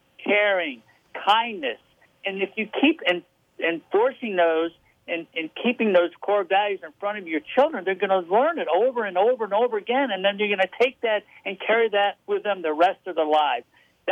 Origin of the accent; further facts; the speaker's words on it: Rochester, New York, United States; I grew up in Rochester, New York.